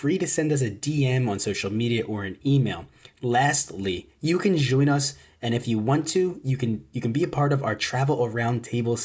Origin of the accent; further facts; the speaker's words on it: New Jersey, United States; We're essentially both from New Jersey, and we only grew up maybe, 45 minutes away